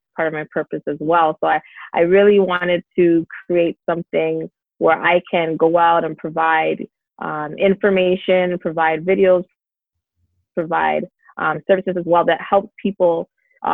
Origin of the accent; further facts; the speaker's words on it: Brampton, Ontario, Canada; also born or lived in Toronto / Dallas, Texas; I was born in Toronto, but I spent most of my time in Brampton, actually. So I basically was raised in Brampton most of my life